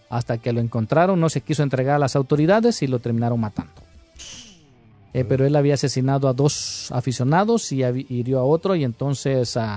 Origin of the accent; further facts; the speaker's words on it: Chile; Y yo, no, soy de Chile.